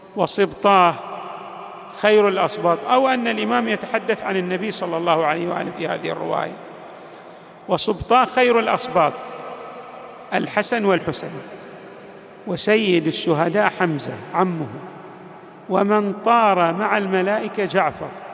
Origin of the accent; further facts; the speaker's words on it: Al-Ahsa, Eastern Province, Saudi Arabia; عندنا في الأحساء